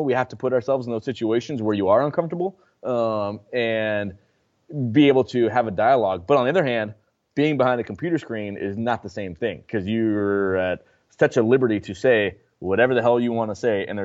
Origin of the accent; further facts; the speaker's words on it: Mill City, United States; there's no way I would give her the freedom that I would ha- that I had growing up in Mill City.